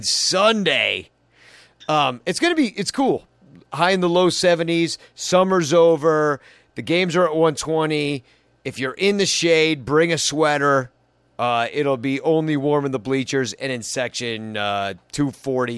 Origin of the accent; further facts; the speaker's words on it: Chicago, Illinois, United States; I'm from Chicago